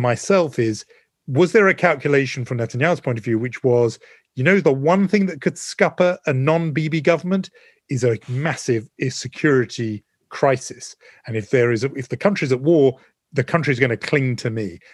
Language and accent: English; United Kingdom; also born or lived in London; me being very British